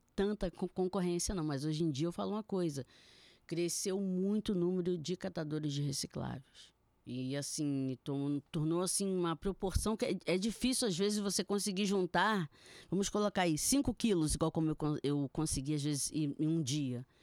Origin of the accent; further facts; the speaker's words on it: Niterói, Rio de Janeiro, Brazil; eu também sou de Niterói e eu trabalho ali, no centro